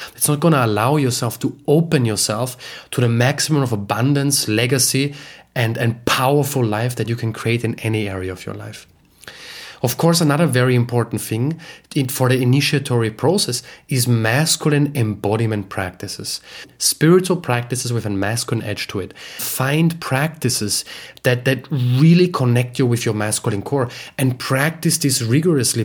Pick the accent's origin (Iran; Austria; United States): Austria; moved away; my home country, Austria